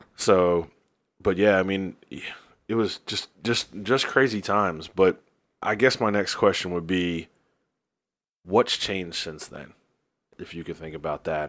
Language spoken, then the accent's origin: English; New Jersey, United States; now in Greensboro, United States; I'm from New Jersey. Uh, live in Greensboro now